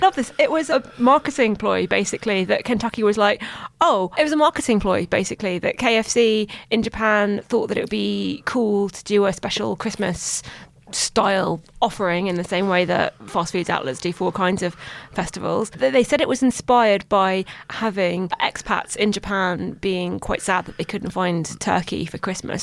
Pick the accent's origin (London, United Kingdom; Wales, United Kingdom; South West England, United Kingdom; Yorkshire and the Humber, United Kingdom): London, United Kingdom; I'm from London